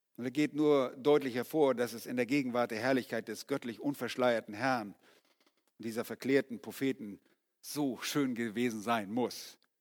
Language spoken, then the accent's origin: German; Germany; also born or lived in Yukon, Canada; bei uns in Deutschland